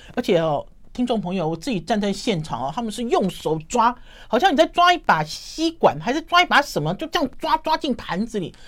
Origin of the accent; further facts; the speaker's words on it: Taipei, Taiwan; 我自己身为台北人